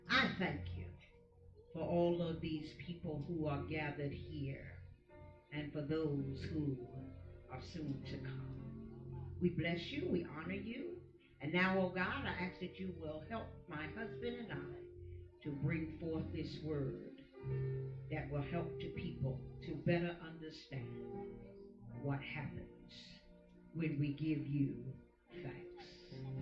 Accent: United States; we as the American people

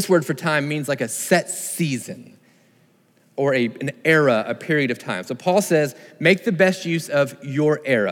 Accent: Sarasota, Florida, United States; I grew up in Sarasota, Florida, and we went to the beach often, grew up kind of on the beach

